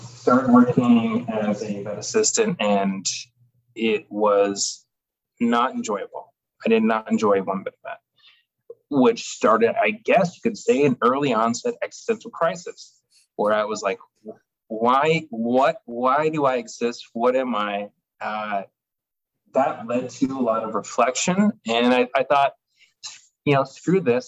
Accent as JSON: {"language": "English", "town": "Phoenix", "region": "Arizona", "country": "United States", "tie": "born or raised there", "also_born_or_lived": "Tucson", "said": "I grew up in Phoenix, yeah, 18, 19-ish"}